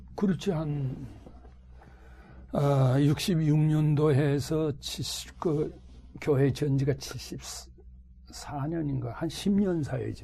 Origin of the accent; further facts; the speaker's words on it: Hwanghae, North Korea; moved away as an adult; also born or lived in Jinnampo / Pyongyang / Daegu; now in Seoul, South Korea; 내가 황해도 고향에 있을 때